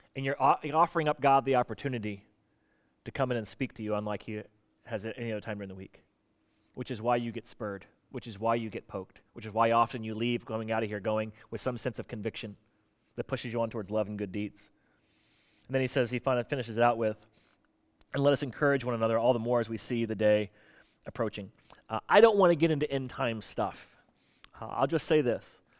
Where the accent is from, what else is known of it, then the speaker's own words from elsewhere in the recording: Florida, United States; I grew up in Florida